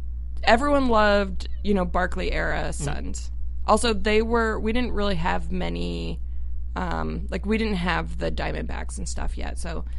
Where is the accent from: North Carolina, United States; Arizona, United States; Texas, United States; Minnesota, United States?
Arizona, United States; Tucson; also born or lived in Phoenix, Arizona; And like in Arizona, I grew up in Tucson actually. And then moved to the Phoenix area in high school.